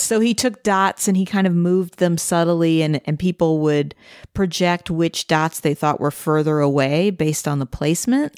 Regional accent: St. Louis, Missouri, United States; I grew up in Saint Louis, which is right on the Mississippi River

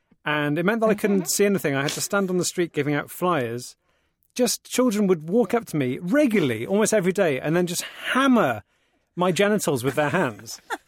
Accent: United Kingdom; as any British comedian has done the Edinburgh Festival

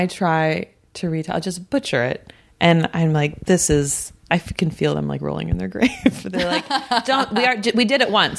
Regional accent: Iowa, United States; Yeah. I'm from Iowa.

